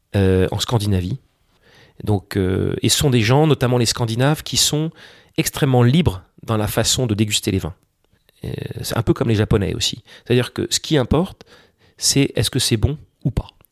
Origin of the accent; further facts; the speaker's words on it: France; quand on est français